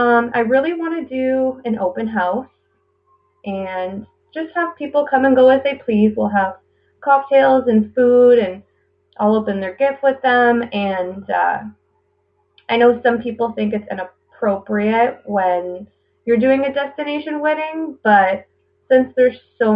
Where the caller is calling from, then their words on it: Ontario, Canada; I am a listener from Ontario, Canada.